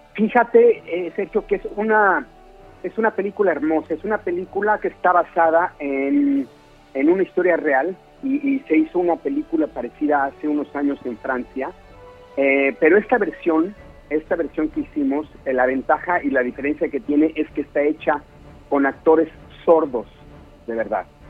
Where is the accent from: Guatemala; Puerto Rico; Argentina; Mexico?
Mexico; moved away as an adult; now in Los Angeles, United States; yo me salí de México hace siete años y medio